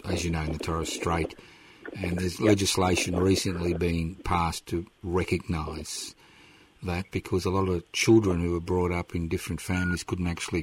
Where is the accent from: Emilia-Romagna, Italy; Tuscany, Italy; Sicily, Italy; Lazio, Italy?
Sicily, Italy; I come from Sicily